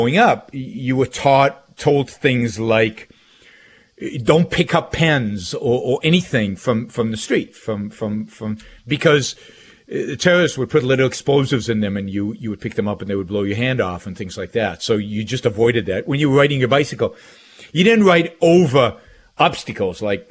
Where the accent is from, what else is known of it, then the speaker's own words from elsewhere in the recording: Israel; moved away as an adult; I grew up in Israel